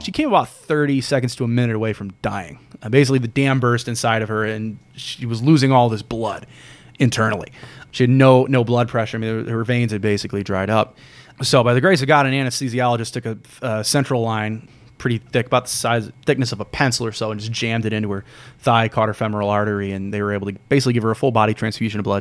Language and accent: English; St. Louis, Missouri, United States; grew up in North County in Saint Ferdinand Parish